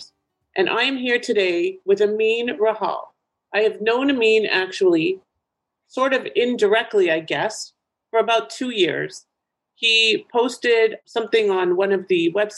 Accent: Toronto, Ontario, Canada; moved away as an adult; now in United States; my hometown of Toronto, Ontario, Canada

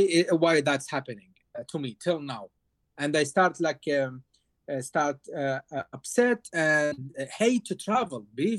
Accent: Iraq; moved away as an adult; now in United States; because I'm originally from Iraq

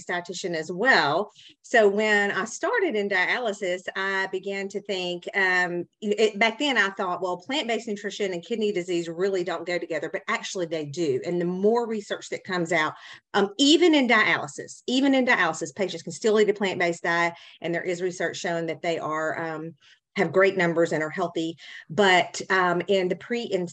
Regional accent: Tennessee, just south of Memphis, United States; accent: southern; I'm in the South, obviously by my accent, and just south of Memphis, Tennessee

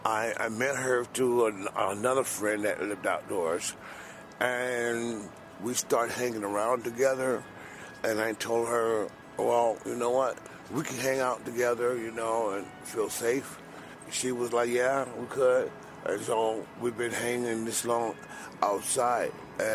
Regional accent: Oakland, California, United States; I'm from Oakland, California.

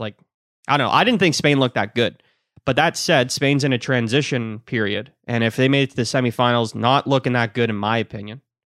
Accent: Ireland; I'm Irish.

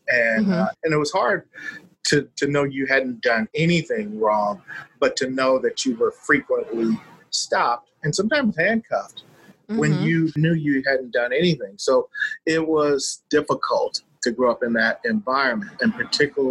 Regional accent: Los Angeles, California, United States; I grew up in South Central Los Angeles

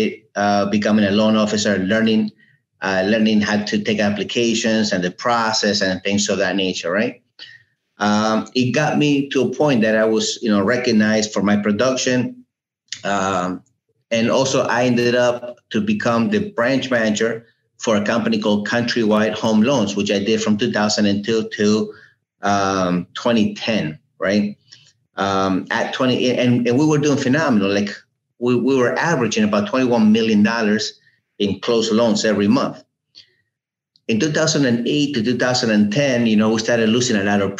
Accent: Uruguay; also born or lived in New Jersey, United States; now in Fort Lauderdale, United States; Well, I was born in Uruguay. I came to America in 1980 and naturalized in 85.

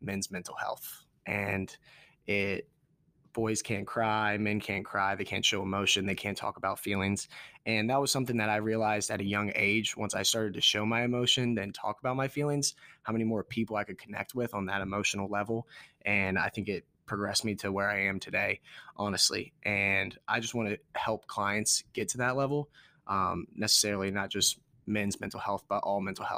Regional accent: Warrenton, Virginia, United States; moved away as an adult; now in Morgantown, United States; I'm from Warrenton, Virginia

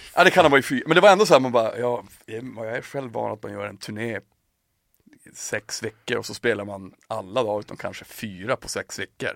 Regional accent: Piteå, Norrbotten County, Sweden; moved away; also born or lived in Märsta; när jag flyttade hemifrån, flyttade till, till Märsta, när jag flyttade från Piteå till Märsta

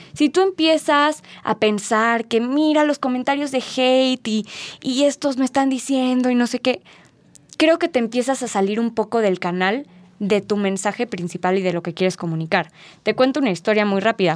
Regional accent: Mexico; nosotros como mexicanos

